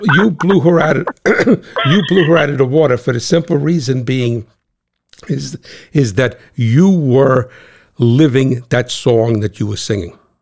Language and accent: English; New Jersey, United States; I'm that guy from Cat Swamp Road, the guy from New Jersey